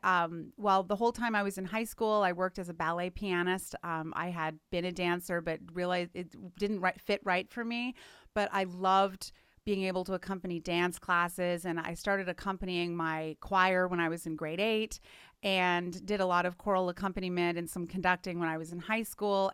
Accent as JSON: {"language": "English", "country": "Canada", "moved": "yes", "said": "I'm from Canada originally"}